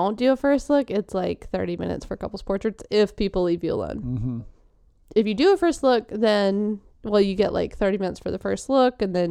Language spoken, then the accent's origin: English; the South, United States; we're from the South